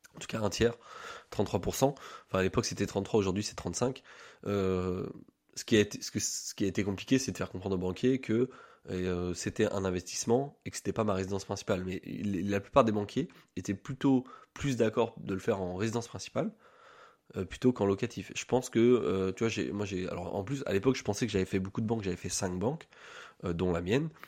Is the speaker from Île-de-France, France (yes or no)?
no; Orléans, Centre-Val de Loire, France; now in Strasbourg, France; je suis né à Orléans, je vis à Strasbourg depuis deux ans